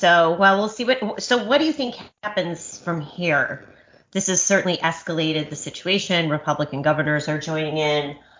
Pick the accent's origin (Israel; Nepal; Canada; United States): United States; Naperville, Illinois; I mean, I grew up in Naperville, cut my political teeth in DuPage County